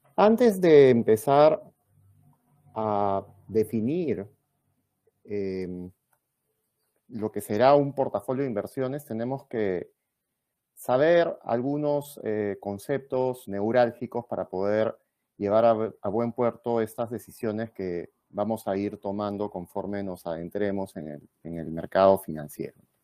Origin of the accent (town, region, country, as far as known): Peru